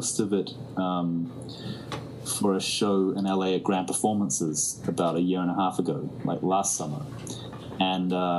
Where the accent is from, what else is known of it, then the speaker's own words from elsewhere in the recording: New Zealand; the way we were raised in New Zealand was definitely very unique.